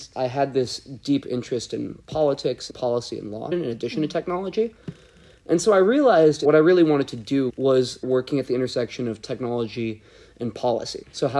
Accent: Portland, Oregon, United States; moved away as an adult; also born or lived in Utah; I use he, him pronouns. I'm originally from Portland, Oregon

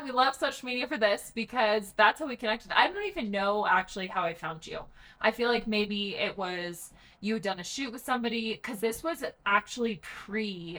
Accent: Breckenridge, Colorado, United States; also born or lived in Coon Rapids, Minnesota; So I call myself from Colorado. I tell people I am from, so I grew up in Breckenridge. I live in Silverthorne, all part of just what we call Summit or Summit County now. I'm one of those people that snobbly calls myself a native

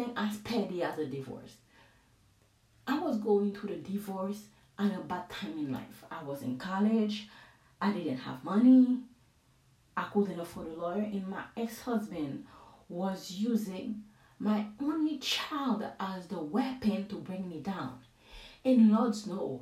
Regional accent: Haiti; English is a second language; now in United States; I'm from Haiti

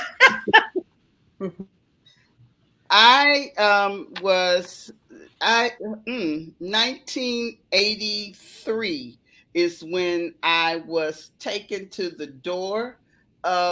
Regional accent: Detroit, Michigan, United States; moved away as an adult; also born or lived in Chicago, Illinois; I'm a girl from Detroit

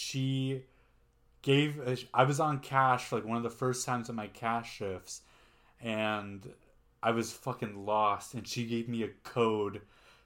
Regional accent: Canada; I'm Canadian, but I'm German.

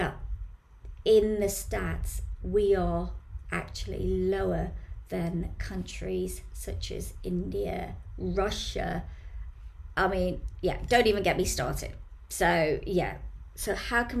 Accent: Bromley, London, United Kingdom; in Bromley here in the town centre

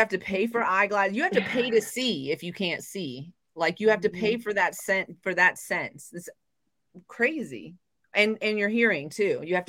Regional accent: the South, United States; also born or lived in Japan; I grew up in the South.

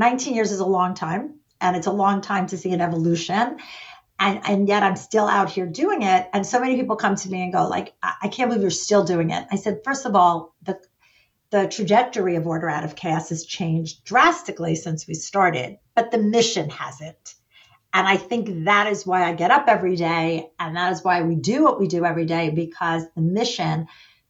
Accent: New York, United States; I'm a New Yorker and we tend to talk fast

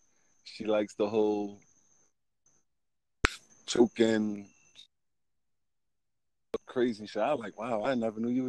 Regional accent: Guyana; I'm Guyanese.

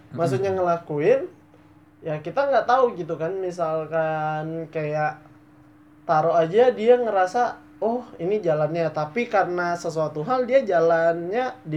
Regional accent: Bangka, Bangka Belitung Islands, Indonesia; karena dari gue kan aslinya Bangka

